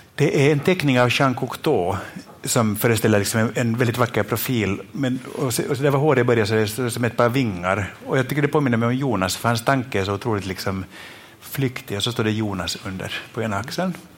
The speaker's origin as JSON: {"language": "Swedish", "country": "Finland", "said": "jag är från Finland"}